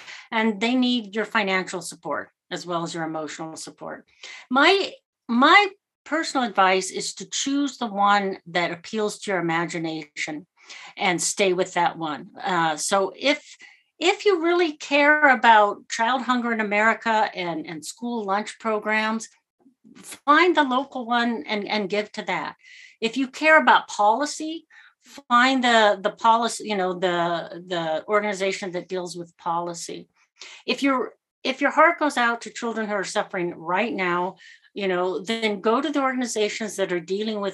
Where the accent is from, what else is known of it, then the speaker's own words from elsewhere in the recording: United States; I'll speak as an American